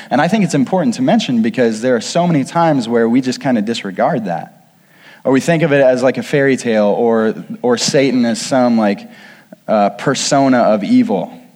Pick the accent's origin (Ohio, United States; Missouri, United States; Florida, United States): Missouri, United States; Kirksville; I grew up outside of Kirksville, Missouri